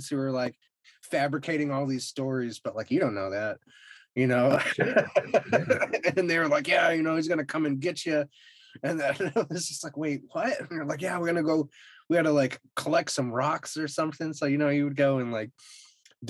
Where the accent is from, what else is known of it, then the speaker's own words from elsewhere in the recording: New England, United States; now in Texas, United States; I grew up in New England and I live in Texas now.